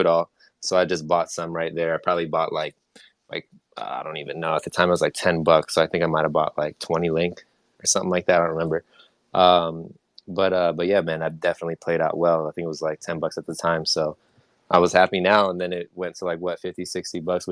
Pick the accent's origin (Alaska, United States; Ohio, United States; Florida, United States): Florida, United States; moved away as an adult; now in Las Vegas, United States; I'm from Florida originally